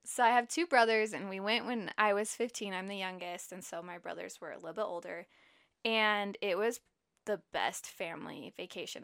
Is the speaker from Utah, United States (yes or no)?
yes; Utah, United States; I grew up in Utah, and I have lived in Utah basically my whole life